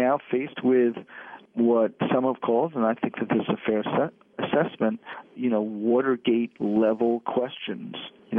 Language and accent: English; New York City, New York, United States; based in a small state has been great, and I've raised my kids here. But I'm returning to city life. I grew up in New York City